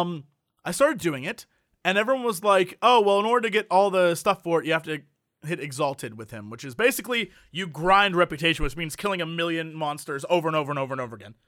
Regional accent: United States; we're American

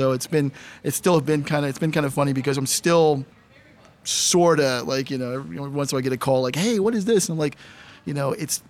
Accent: Houston, Texas, United States; I am from Houston, Texas

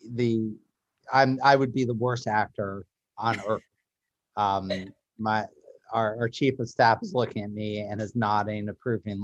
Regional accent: Newton, Massachusetts, United States; I'm from Newton South High School

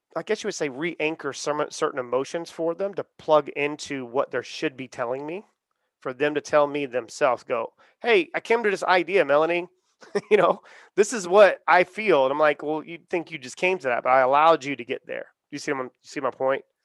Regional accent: Charleston, South Carolina, United States; I'm from the South. I'm from Charleston, South Carolina

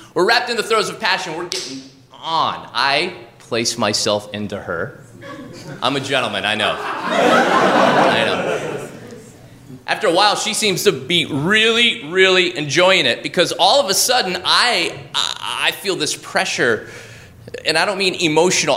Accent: Oregon, United States; moved away as an adult; now in New York, United States; I'm from Oregon. We have this thing where I'm from where we, we pay it forward

